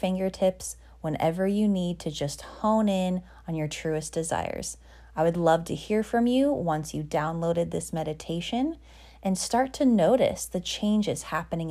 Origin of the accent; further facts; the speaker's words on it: Colorado, United States; I grew up in Colorado